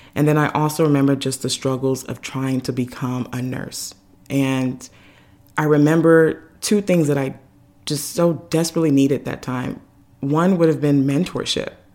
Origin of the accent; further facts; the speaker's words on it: Nigeria; me being Nigerian, you know, all the aunties and uncles want to come over and cook and do all those things